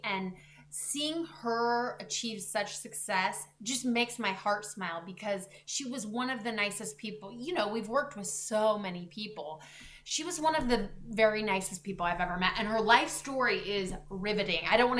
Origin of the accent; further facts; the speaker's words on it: Gresham, Oregon, United States; also born or lived in Eugene / Medford / Boise / Spokane; I am from Gresham, and I worked in, you know, Eugene, Medford, Boise for a couple years, Spokane for 3 years.